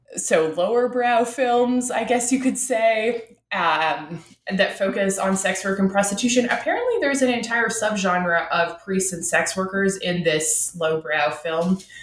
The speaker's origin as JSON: {"language": "English", "town": "Ottawa", "region": "Ontario", "country": "Canada", "said": "I'm from Ottawa, uh, Canada's capital"}